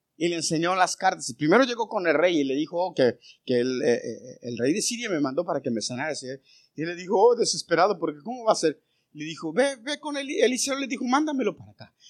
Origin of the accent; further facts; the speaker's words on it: Mexico; now in United States; Yo no dejé de ser mexicano, yo sigo siendo mexicano. Pero soy ciudadano americano.